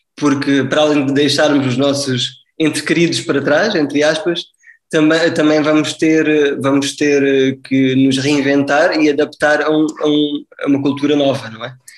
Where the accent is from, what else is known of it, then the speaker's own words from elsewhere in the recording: Faro, Algarve, Portugal; also born or lived in Coimbra, Portugal / Lisbon, Portugal / Heidelberg, Germany; Eu sou natural do Algarve, nasci em, Faro